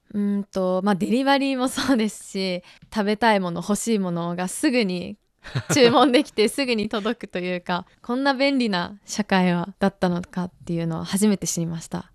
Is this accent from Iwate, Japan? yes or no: no; Tokyo, Japan; moved away as an adult; now in Beijing, China; 東京から来ました今北京外国語大学大学2年生